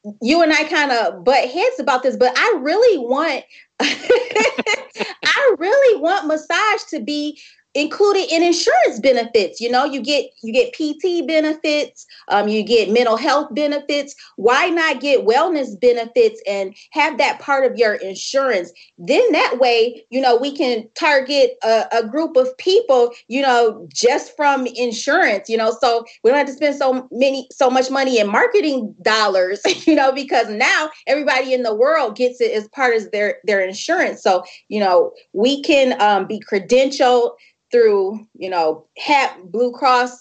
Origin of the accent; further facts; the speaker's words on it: Michigan, United States; we have one here in my hometown, Michigan